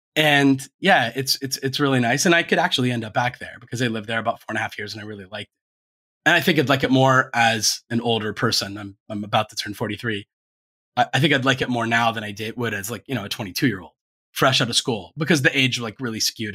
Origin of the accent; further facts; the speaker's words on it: Ohio, United States; moved away; also born or lived in Florida; when you're from Ohio